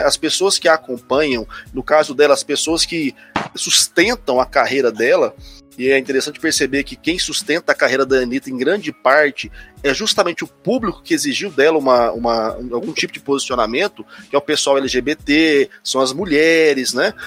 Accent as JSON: {"language": "Portuguese", "town": "Goiânia", "region": "Goiás", "country": "Brazil", "also_born_or_lived": "Lisbon", "said": "pessoal tem maneira de achar que eu sou de Brasília, não sei porquê, mas eu sou de Goiânia"}